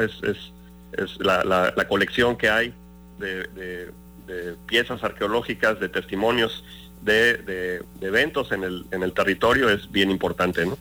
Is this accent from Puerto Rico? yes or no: no; Cosamaloapan, Veracruz, Mexico; yo, soy originario de Cosamaloapan, de Carpio.